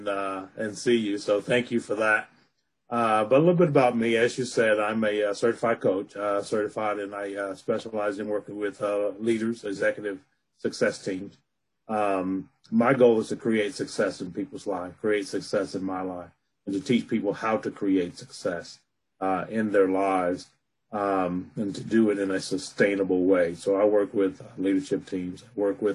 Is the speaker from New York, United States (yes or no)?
no; Alabama, United States; now in Colorado, United States; I was born and raised in Alabama, but I live in Colorado now